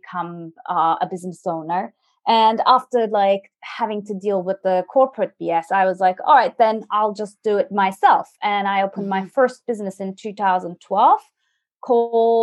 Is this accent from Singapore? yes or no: no; Turkey; moved away as an adult; also born or lived in France; now in United Kingdom; I'm originally from Turkey, and I moved to France when I was 19, studied there